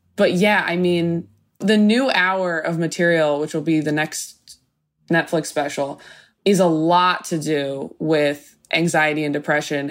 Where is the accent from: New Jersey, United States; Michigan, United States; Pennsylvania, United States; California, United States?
California, United States; Temecula; born or raised there